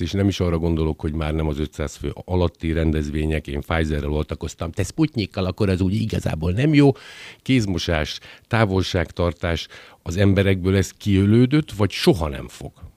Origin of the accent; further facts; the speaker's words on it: Győr, Győr-Moson-Sopron, Hungary; lokálpatrióta győriként